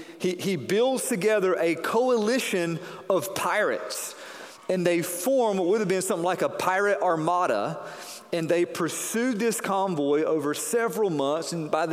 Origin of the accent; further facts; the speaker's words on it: North Carolina, United States; Growing up in North Carolina, not too far from the coast